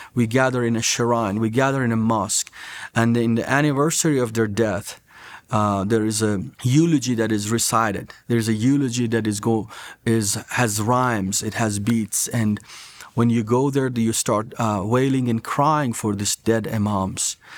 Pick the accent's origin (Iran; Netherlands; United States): Iran; As Iranians, we do speak Farsi, but I had to do my prayers in Arabic.